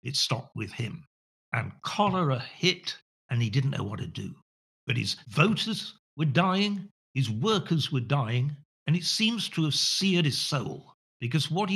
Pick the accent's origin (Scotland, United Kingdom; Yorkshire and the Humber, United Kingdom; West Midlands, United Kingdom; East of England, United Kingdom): Yorkshire and the Humber, United Kingdom; Sheffield; I was born in Sheffield, which is now the poorest city in the whole of England